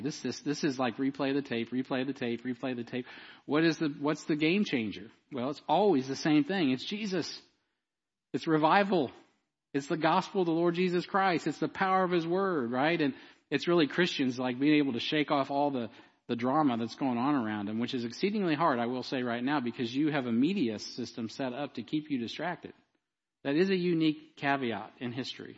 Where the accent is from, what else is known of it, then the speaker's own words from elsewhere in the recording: United States; I grew up here, and I'm also an American